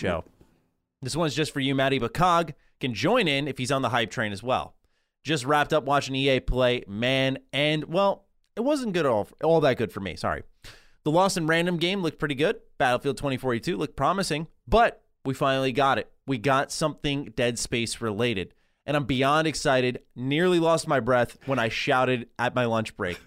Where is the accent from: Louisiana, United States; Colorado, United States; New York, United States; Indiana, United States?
New York, United States; Born and raised in New York, I'm a Rangers guy